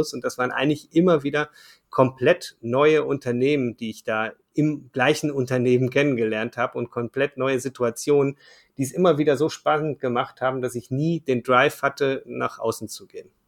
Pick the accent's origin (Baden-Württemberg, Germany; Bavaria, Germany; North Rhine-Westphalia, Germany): North Rhine-Westphalia, Germany; Ruhr area; also born or lived in Düsseldorf; Ich komme ursprünglich aus dem Ruhrgebiet, äh, bin dort äh, geboren, aufgewachsen